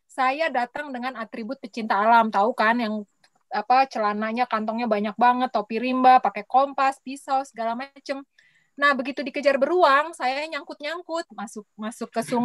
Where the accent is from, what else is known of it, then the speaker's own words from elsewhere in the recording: Jakarta, Indonesia; Aku lahir besar di Jakarta, Mas.